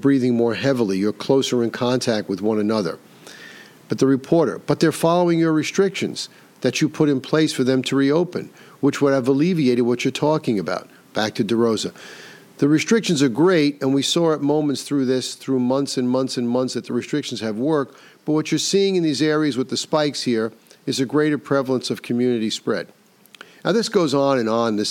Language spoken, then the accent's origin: English; New York, United States; the state of New York, my home state